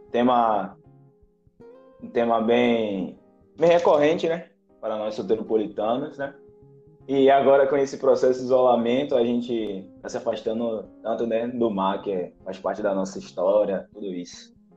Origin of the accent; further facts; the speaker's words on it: Northeast Brazil, Brazil; a gente nasceu no Brasil, no Nordeste do Brasil